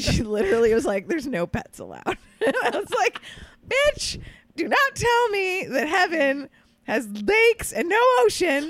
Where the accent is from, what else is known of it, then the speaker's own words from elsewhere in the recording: Curaçao; also born or lived in Florida / New York / Philadelphia area; now in Los Angeles, United States; I grew up in Curacao